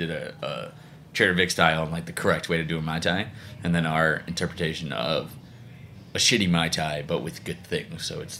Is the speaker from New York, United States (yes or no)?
yes; Long Island, New York, United States; now in Chicago, United States; I grew up on Long Island, man.